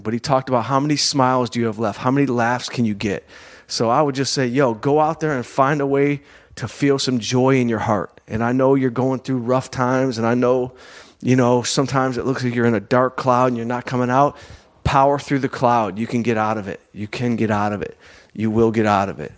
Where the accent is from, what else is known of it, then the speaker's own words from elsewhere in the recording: Southfield, Michigan, United States; moved away; also born or lived in Detroit / Los Angeles; I'm from Southfield, Michigan.